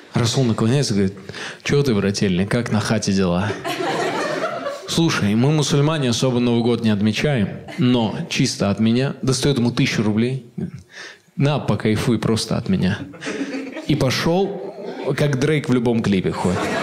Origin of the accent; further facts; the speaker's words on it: Ust-Kamenogorsk, East Kazakhstan Region, Kazakhstan; мы жили в 90-е в Усть-Каменогорске, мой родной город в Восточном Казахстане